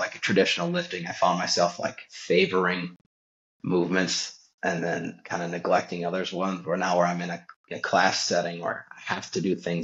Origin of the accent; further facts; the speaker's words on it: Wisconsin, United States; I am from Wisconsin